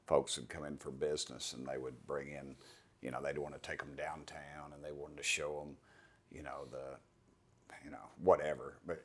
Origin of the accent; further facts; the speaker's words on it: East Tennessee, United States; there's nobody speaks with my accent.